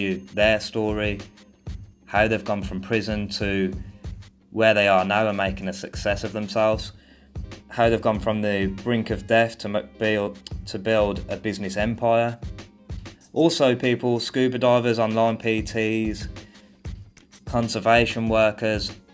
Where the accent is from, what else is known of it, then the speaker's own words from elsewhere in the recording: Birmingham, West Midlands, United Kingdom; moved away as an adult; now in Thailand; I'm from Birmingham, England